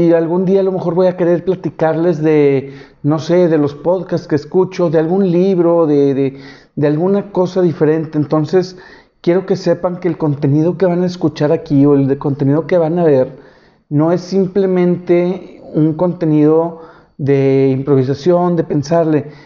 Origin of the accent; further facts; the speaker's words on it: Monterrey, Nuevo León, Mexico; soy de Monterrey.